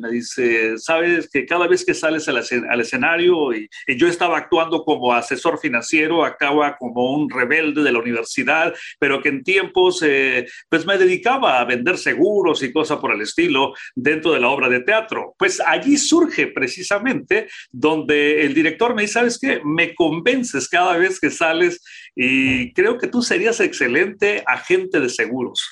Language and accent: Spanish; Nayarit, Mexico; also born or lived in Tijuana; now in United States; soy mexicano, eh, nací en el estado de Nayarit.